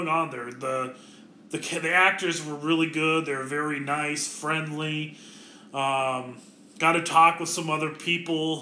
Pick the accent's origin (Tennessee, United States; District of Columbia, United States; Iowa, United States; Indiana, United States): Iowa, United States; Ankeny; I grew up in Ankeny for much of my life